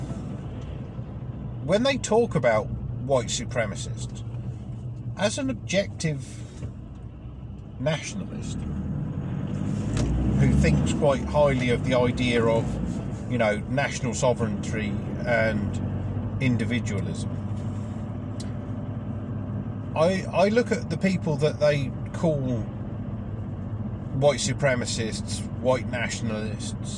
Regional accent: England, United Kingdom; I'm English

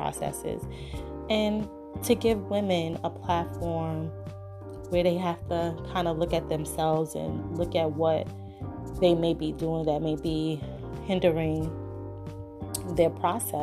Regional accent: New York City, New York, United States; accent: New York; I'm originally from Brooklyn, New York

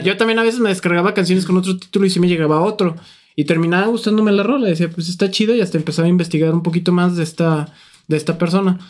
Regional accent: Lagos de Moreno, Jalisco, Mexico; nosotros somos de Lagos

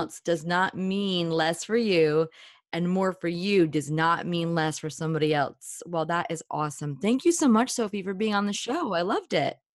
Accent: New Jersey, United States; I'm from New Jersey, and we're, like, raised to be

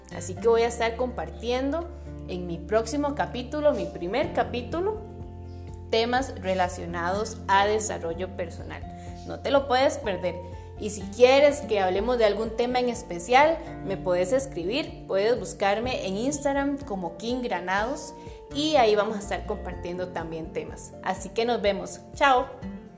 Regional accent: Costa Rica; soy costarricense

